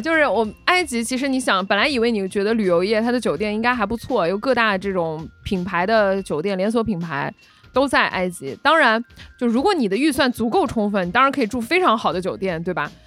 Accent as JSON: {"language": "Chinese", "region": "Guangdong", "country": "China", "said": "我们潮汕人"}